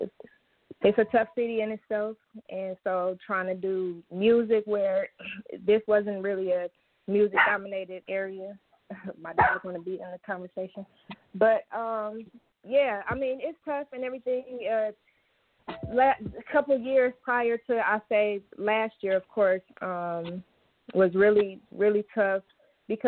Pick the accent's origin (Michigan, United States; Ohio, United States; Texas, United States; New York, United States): Michigan, United States; Flint; born and raised in Flint, Michigan, independent artist.